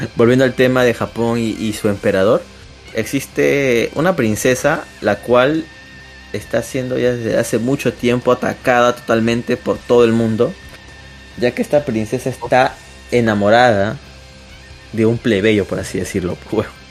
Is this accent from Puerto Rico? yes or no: no; Peru; somos peruanos